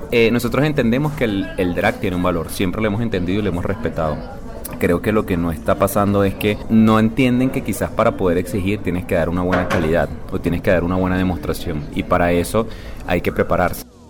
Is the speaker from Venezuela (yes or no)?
yes; Venezuela; now in Colombia; yo no soy colombiano, yo soy venezolano